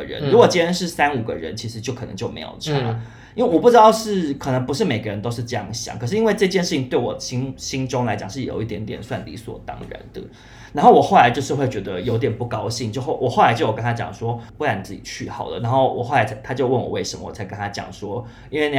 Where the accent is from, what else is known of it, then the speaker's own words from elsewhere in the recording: Taiwan; 我是台湾人